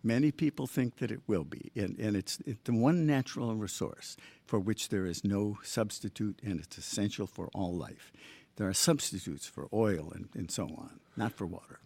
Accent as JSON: {"language": "English", "region": "Michigan", "country": "United States", "tie": "born or raised there", "also_born_or_lived": "Long Island / Boston", "moved": "yes", "lives_now": "Long Beach, United States", "said": "I grew up in Michigan"}